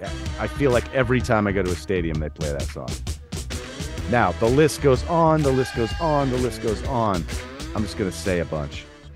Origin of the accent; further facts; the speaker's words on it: Fort Wayne, Indiana, United States; I grew up in Fort Wayne, Indiana, as you know